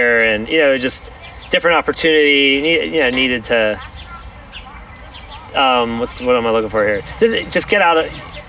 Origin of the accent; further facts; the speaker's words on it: Philadelphia, Pennsylvania, United States; moved away as an adult; now in Washington, D.C. area, United States; And then I'm from Philadelphia originally.